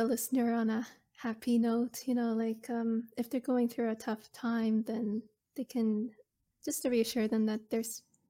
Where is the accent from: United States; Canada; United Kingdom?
Canada; Chester, Nova Scotia; Like, I'm originally from the Chester Hubbards area.